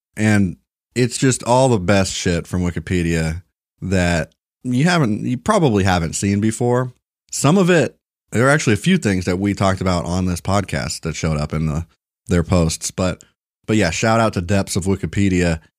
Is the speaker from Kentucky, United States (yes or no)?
yes; Kentucky, United States; moved away; I was born in Kentucky